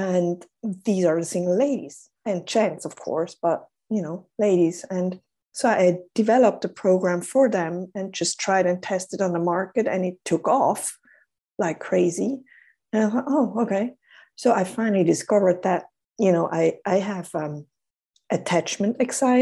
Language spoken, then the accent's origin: English; Switzerland; I'm Swiss. I'm in Switzerland, and I'm currently based in Zurich.